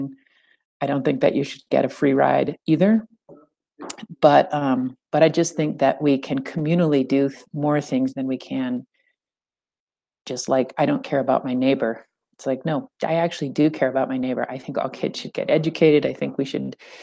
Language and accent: English; central California, United States; I grew up in California, kind of central